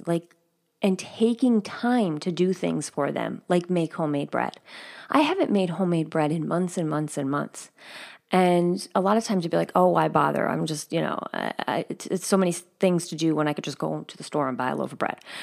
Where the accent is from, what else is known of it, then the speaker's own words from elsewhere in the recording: outside of New York City, in New Jersey, United States; moved away; where I grew up outside of New York City, And in New Jersey